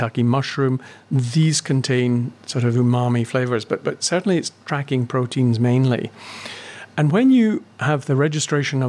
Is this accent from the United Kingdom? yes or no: yes; Glasgow, Scotland, United Kingdom; I grew up in Glasgow